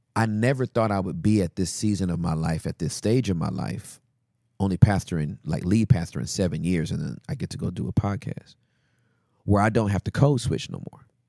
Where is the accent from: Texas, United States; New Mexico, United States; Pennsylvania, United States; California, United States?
California, United States; Inglewood; I'm from Inglewood